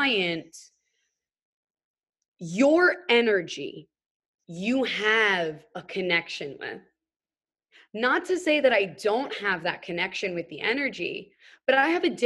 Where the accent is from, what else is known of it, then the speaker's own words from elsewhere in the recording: New York City, New York, United States; just your young white chick growing up in New York City